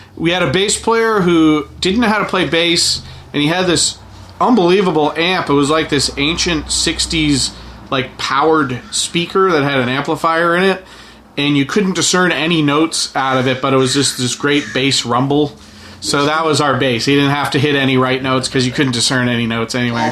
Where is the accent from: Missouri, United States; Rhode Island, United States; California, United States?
Rhode Island, United States; Barrington; I grew up in Barrington, which was uh, between like Providence and Newport.